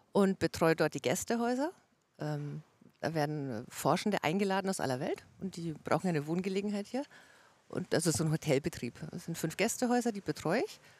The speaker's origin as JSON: {"language": "German", "town": "Kalchreuth", "region": "Bavaria", "country": "Germany", "tie": "born or raised there", "also_born_or_lived": "Dechsendorf", "moved": "yes", "lives_now": "Erlangen, Germany", "said": "Ursprünglich aus Kaichreuth, aber zugezogen."}